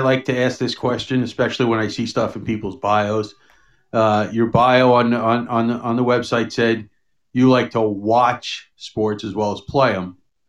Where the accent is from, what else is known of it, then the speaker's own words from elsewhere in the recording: New York, United States; moved away; I grew up in New York, and you never get used to it. I'm telling you now. I mean, of course, you know, you're in your early 20s, and I'm 56